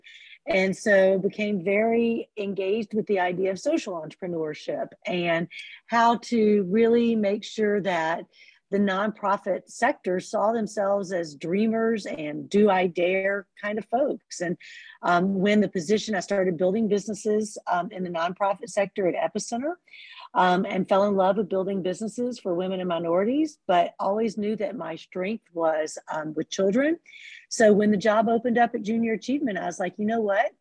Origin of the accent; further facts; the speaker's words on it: Pine Bluff, Arkansas, United States; now in Memphis, United States; I am from Pine Bluff, Arkansas